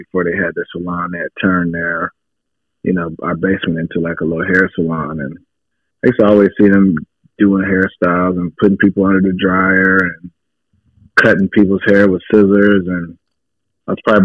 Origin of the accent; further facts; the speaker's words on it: Ypsilanti, Michigan, United States; I'm originally from Ypsilanti, Michigan. It's a small city about 25 miles west of Detroit